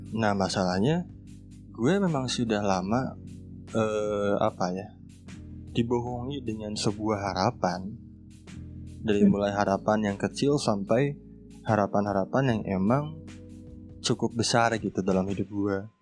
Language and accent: Indonesian; Sunda, West Java, Indonesia; also born or lived in Garut; gue dari Sunda